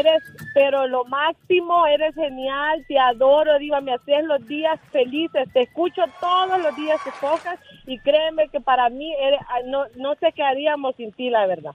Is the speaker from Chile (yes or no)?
no; El Salvador; moved away; also born or lived in Delano, California / Tijuana; Yo soy del Salvador, estaba en El Salvador